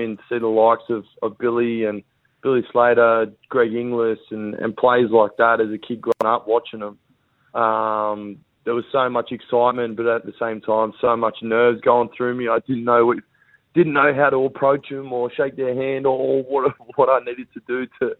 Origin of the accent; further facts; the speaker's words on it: Queensland, Australia; I'm a Queenslander